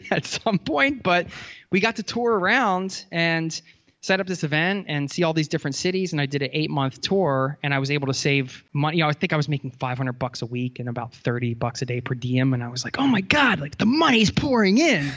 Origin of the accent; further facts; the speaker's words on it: outside of Philadelphia, Pennsylvania, United States; I grew up outside of Philadelphia